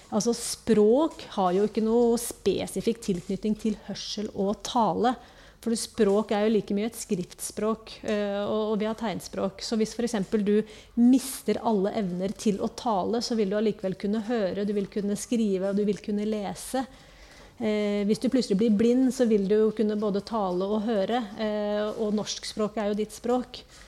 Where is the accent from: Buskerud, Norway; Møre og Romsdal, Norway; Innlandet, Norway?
Møre og Romsdal, Norway; Kristiansund; moved away as an adult; also born or lived in Trondheim / Oslo / Bergen / Ål, Hallingdal; now in Sandefjord, Norway; Egentlig så er jeg fra Kristiansund